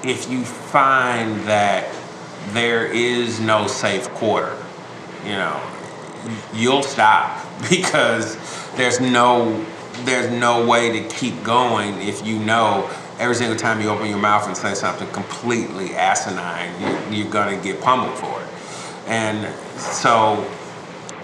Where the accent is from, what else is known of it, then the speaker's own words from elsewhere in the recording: United States; one as a black man, two as an American